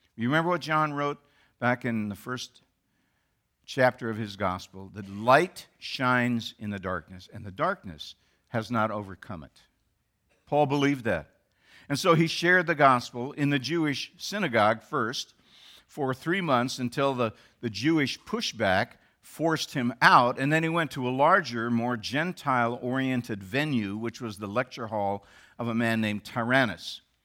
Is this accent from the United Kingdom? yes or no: no; Canada; now in United States; They, as I, were born in Canada